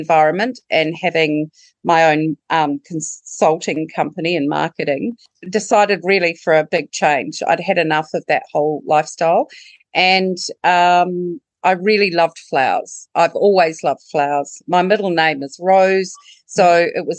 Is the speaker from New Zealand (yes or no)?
yes; New Zealand; now in Trentham, Australia; as you can tell from the accent, I'm not Australian bred. However, I am a Kiwi